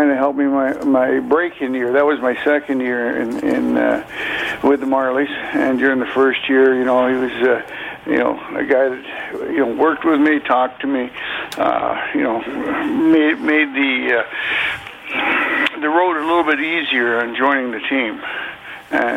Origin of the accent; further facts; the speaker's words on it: Toronto, Ontario, Canada; I was a huge Leaf fan growing up in Scarborough.